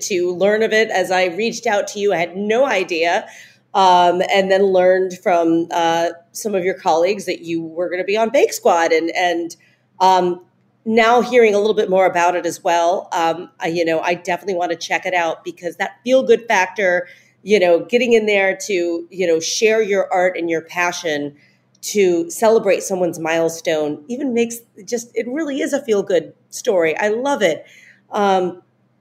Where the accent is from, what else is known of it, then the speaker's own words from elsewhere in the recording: Ohio, United States; I'm from Ohio